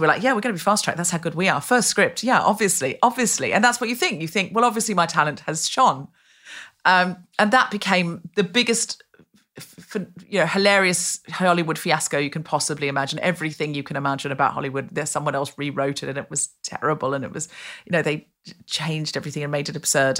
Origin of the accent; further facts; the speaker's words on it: Australia; moved away; I was raised in Australia